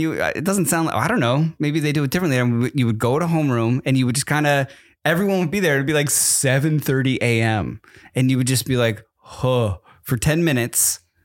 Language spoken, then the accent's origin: English; East Coast, United States; moved away; I grew up on the East Coast and we only had Dunkin' Donuts